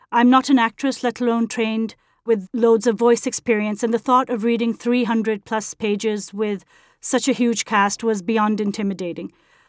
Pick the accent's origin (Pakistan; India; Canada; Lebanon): Pakistan; I'm originally from Pakistan, which was once a part of the British Empire, and I received an English medium education and grew up on British classics